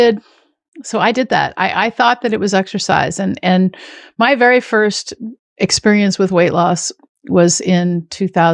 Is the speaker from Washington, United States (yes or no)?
yes; Washington, United States; I grew up in farmland in Washington State.